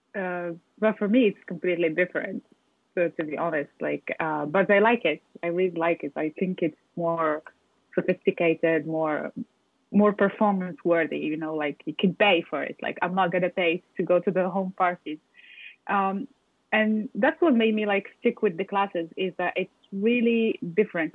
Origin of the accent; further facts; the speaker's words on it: Morocco; also born or lived in France; now in Paris, France; I'm from Morocco. I was born in Morocco and raised there. And then I moved to France